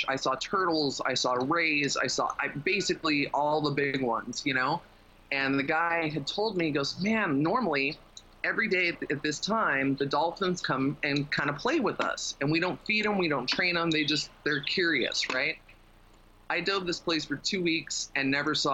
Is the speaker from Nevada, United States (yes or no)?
yes; Las Vegas, Nevada, United States; now in Thailand; Growing up in Vegas